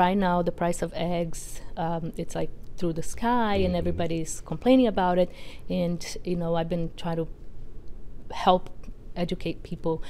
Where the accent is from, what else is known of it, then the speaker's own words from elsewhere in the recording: Brazil; now in Tiverton, United States; So I am originally from Brazil